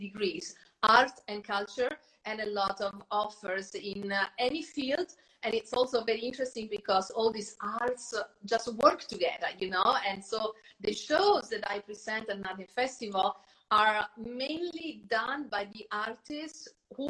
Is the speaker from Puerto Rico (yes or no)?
no; Terni, Umbria, Italy; now in United States; I was born in Terni. That's Umbria.